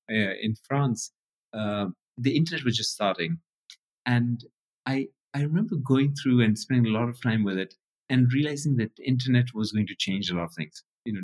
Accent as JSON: {"language": "English", "region": "Addis Ababa", "country": "Ethiopia", "tie": "born there", "moved": "yes", "said": "So I was born in Ethiopia in Addis."}